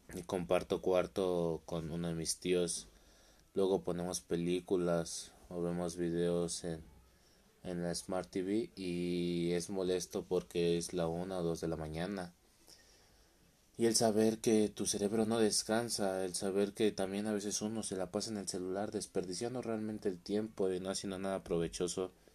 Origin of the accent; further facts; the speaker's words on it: Mexico; soy de México